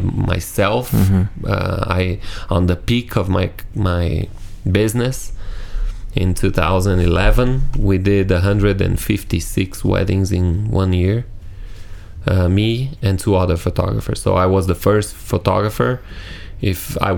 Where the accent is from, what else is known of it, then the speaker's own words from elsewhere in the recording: Brazil; English is a second language; I'm from Brazil, this amazing country in South America